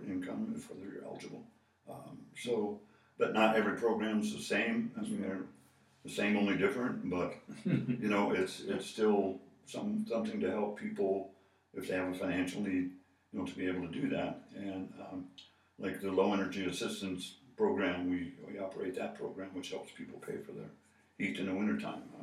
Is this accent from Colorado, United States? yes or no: yes; Boulder, Colorado, United States; moved away; I grew up in Boulder